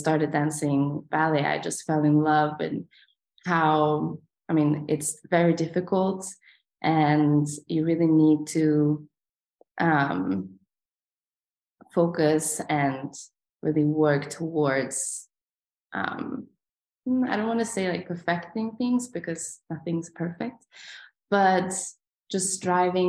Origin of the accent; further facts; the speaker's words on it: Sweden; moved away as an adult; also born or lived in Vienna, Austria; now in San Francisco, United States; I was born in Sweden, and my parents were both dancers